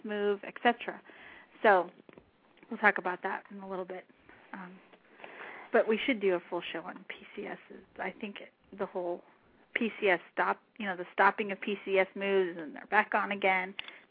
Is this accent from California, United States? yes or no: no; New Mexico, United States; moved away; I grew up in New Mexico